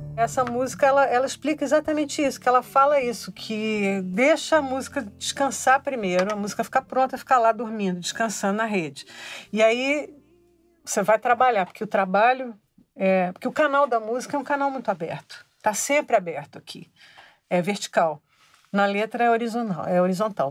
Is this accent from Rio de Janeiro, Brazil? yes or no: yes; Rio de Janeiro, Brazil; Eu cresci no Rio de Janeiro, então a minha infância, nos anos 50, era muito é, regada a carnaval